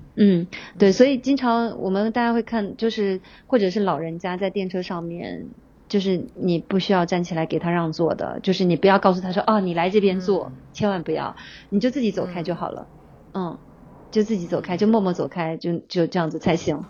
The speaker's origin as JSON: {"language": "Chinese", "country": "China", "moved": "as an adult", "lives_now": "Tokyo, Japan", "said": "我不是日本人，对，我是中国人，我的孩子也是中国嗯。人"}